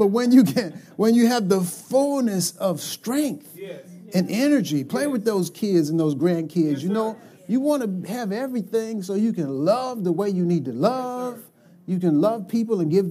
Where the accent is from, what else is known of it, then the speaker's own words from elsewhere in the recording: United States; So I'm 11 years old, right? I'm an American kid